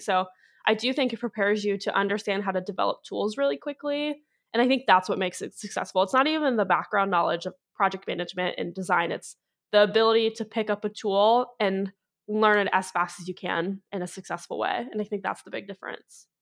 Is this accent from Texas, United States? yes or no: no; Ohio, United States; also born or lived in Clemson, South Carolina; now in Cincinnati, United States; I am from Ohio, but I was in Northern Ohio for so long